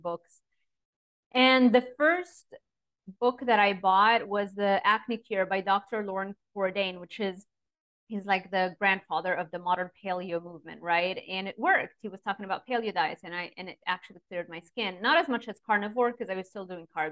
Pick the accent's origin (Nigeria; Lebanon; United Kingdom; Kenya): Lebanon; moved away; I grew up in Lebanon and it wasn't an easy upbringing